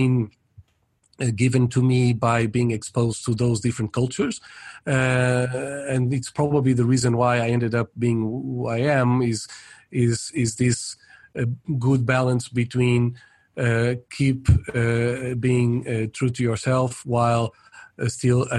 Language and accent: English; Portugal; moved away as an adult; also born or lived in Paris, France / Brazil / United States / Netherlands; mainly my country of origin, I'm Portuguese. And so for a long period, I lived in Portugal